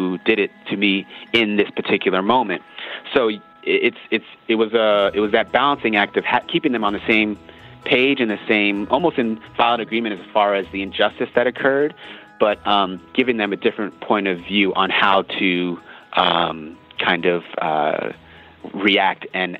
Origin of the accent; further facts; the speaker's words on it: United States; growing up in America